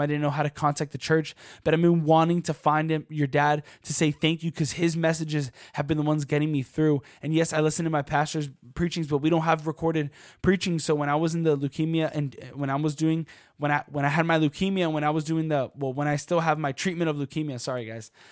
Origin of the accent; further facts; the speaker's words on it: Washington, District of Columbia, United States; I'm from DC